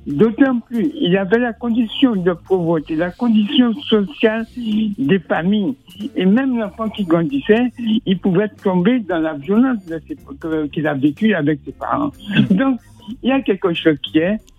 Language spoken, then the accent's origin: French; Martinique; Moi, je viens de la Martinique